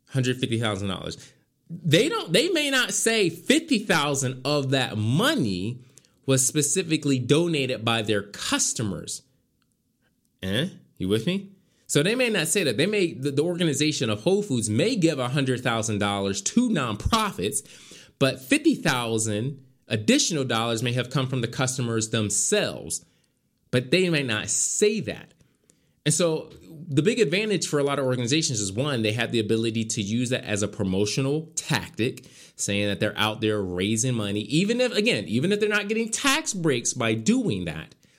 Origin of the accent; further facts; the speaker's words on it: Philadelphia, Pennsylvania, United States; moved away; I was back in my hometown.